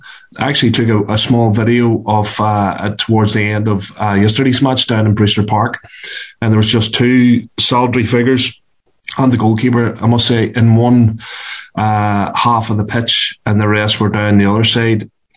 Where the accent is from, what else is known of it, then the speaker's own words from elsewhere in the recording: Belfast, Northern Ireland, United Kingdom; I'm from North Belfast